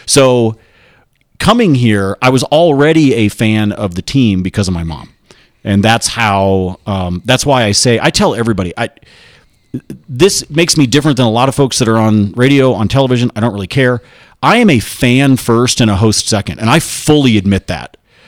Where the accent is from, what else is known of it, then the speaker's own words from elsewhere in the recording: Corvallis, Oregon, United States; moved away; also born or lived in Nebraska; So I was born in Nebraska, but I left when I was like three. I grew up in Oregon. I grew up in Corvallis.